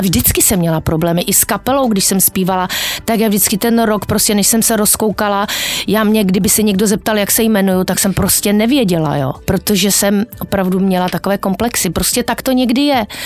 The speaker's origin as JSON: {"language": "Czech", "town": "Ostrava", "region": "Moravian-Silesian Region", "country": "Czechia", "moved": "yes", "said": "jsem z Ostravy, jsem ostravačka"}